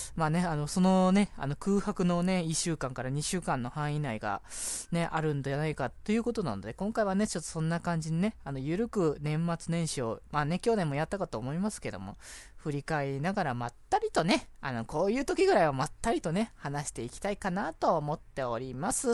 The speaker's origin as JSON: {"language": "Japanese", "region": "Aichi", "country": "Japan", "tie": "born or raised there", "moved": "as an adult", "lives_now": "Tokyo, Japan", "said": "僕地元が愛知だから"}